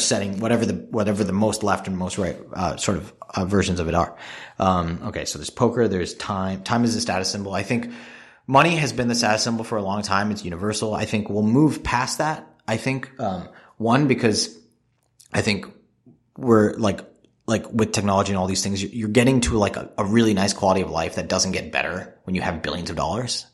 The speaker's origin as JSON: {"language": "English", "country": "Singapore", "tie": "born or raised there", "moved": "yes", "said": "I grew up in Singapore where people don't smoke"}